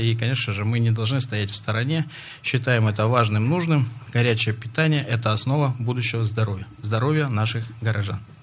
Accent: Russia; Это моя малая родина. Микрорайон железнодорожный я очень хорошо знаю.

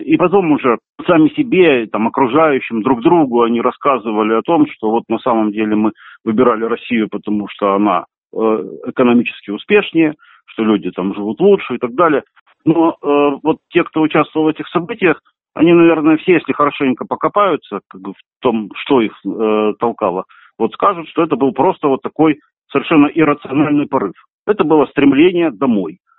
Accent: Kerch, Crimea, Ukraine; я вырос в Керчи

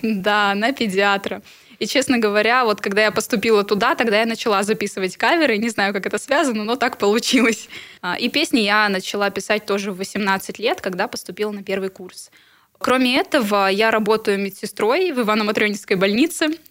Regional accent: Irkutsk, Irkutsk Oblast, Russia; Да, я иркутянка. С детства здесь живу, и ну, этот город мне родной

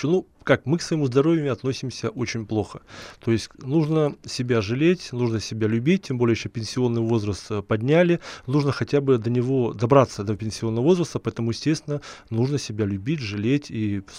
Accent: Far East, Russia; хотя, ну, я сам с Дальнего Востока

